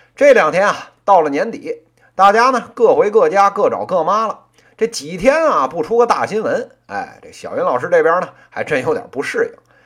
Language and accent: Chinese; Beijing, China; accent: Beijing dialect; 作为一个这个土生土长的北京人